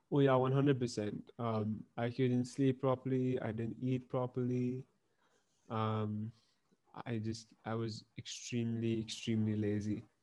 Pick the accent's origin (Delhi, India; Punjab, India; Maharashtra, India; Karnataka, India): Maharashtra, India; Pune; also born or lived in Hong Kong; I was born in Hong Kong, and then we shifted to Pune in 2007